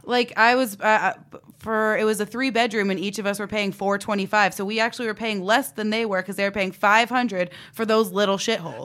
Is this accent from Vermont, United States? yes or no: no; Coventry, Connecticut, United States; growing up in Coventry